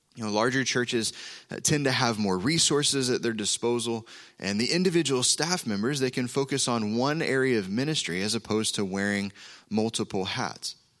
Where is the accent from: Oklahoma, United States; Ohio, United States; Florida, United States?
Oklahoma, United States; moved away; we're from Oklahoma